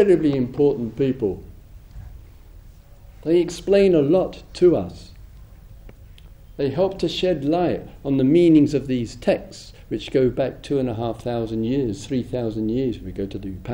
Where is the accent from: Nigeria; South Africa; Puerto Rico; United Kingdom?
United Kingdom; England; being an Englishman